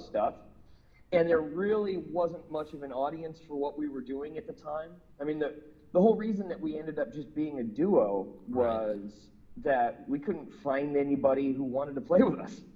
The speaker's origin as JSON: {"language": "English", "town": "Minneapolis", "region": "Minnesota", "country": "United States", "tie": "born or raised there", "moved": "as an adult", "said": "I moved away from Minneapolis when I was 21"}